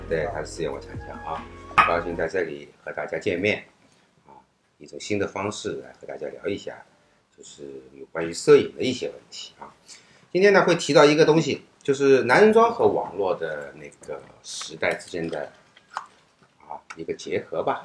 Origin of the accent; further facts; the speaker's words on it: China; 我们大陆人